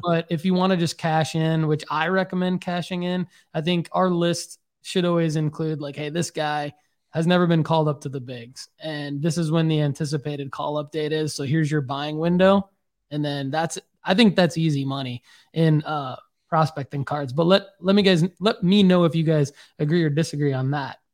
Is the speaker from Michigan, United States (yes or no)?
yes; Michigan, United States; now in Tennessee, United States; they know I'm from Michigan